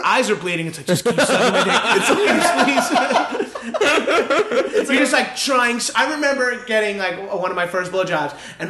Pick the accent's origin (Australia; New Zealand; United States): United States; Northeast; 7-Eleven was like a huge hangout in my hometown, oh, yeah. as they are in most like northeastern cities, whatever.